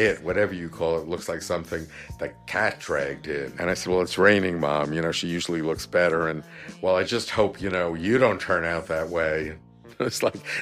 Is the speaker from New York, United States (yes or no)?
yes; Long Island, New York, United States; also born or lived in Brooklyn, New York; I was born in Brooklyn. We moved up to Long Island